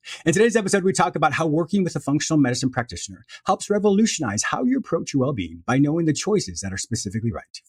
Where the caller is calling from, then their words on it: Florida, United States; I'm calling from Florida.